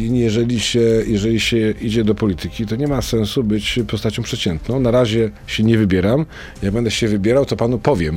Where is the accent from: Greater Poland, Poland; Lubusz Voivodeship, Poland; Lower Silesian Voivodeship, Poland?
Lower Silesian Voivodeship, Poland; Wrocław; moved away as an adult; also born or lived in Warsaw; ja jestem z Wrocławia i pojechałem do Warszawy